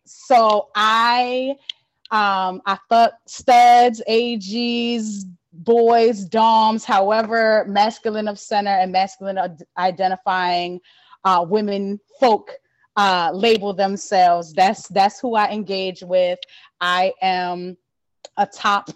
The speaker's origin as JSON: {"language": "English", "town": "Baltimore", "region": "Maryland", "country": "United States", "tie": "born or raised there", "also_born_or_lived": "Philadelphia", "said": "I'm from Baltimore, um, born and raised in Baltimore"}